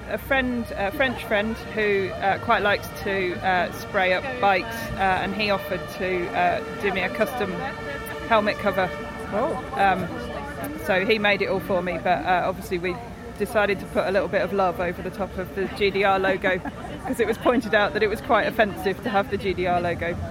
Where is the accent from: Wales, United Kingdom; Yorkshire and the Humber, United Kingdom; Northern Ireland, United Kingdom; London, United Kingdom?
Yorkshire and the Humber, United Kingdom; West Yorkshire, uh, which is in the north of England.